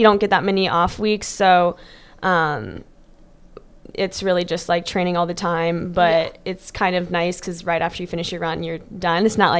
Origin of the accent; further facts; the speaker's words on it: Germany; also born or lived in Riverview, Florida; now in United States; Born in Florida, raised in Germany, and then moved back Florida.